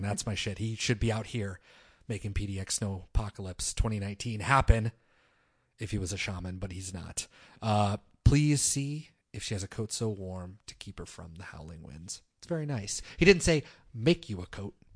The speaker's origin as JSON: {"language": "English", "country": "United States", "tie": "born or raised there", "said": "growing up in America in the twenty-first century"}